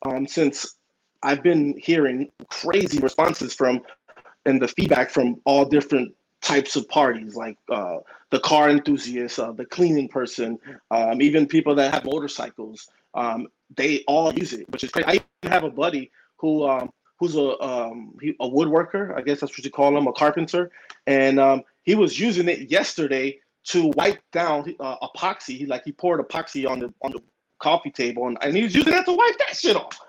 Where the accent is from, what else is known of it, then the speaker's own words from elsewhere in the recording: New York City, New York, United States; first language Spanish; English is a second language; moved away; also born or lived in Washington Heights, Manhattan / Miami / Modesto, California; I'm from New York, Manhattan, uh, you know Washington Heights. Um, grew up in the Bronx